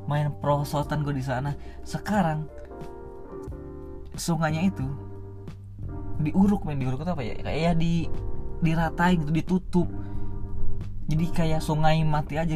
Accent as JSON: {"language": "Indonesian", "town": "Sampora", "region": "Banten", "country": "Indonesia", "tie": "born or raised there", "said": "sawah itu masih banyak banget di Sampora di kampung gue sendiri sekarang diuruk-urukin sampahnya ditutup-tutupin dijadi perumahan"}